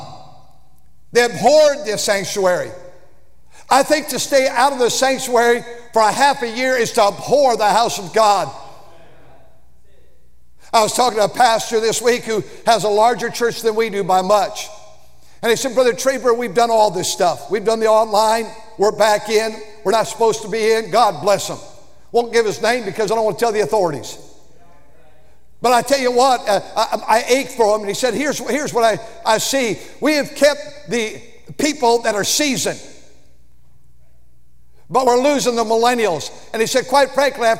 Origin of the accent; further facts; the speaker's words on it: United States; I grew up where every day we stood in public school in this area